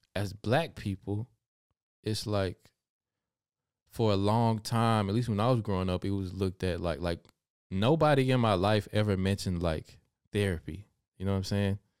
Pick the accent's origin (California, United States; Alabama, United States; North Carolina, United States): Alabama, United States; now in Germany; I did see hummingbirds growing up in Alabama